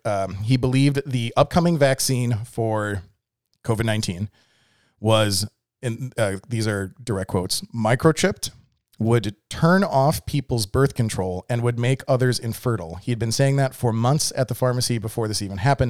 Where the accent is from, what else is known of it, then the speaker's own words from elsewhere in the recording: a suburb of Milwaukee, Wisconsin, United States; now in Texas, United States; I grew up in a suburb of Milwaukee.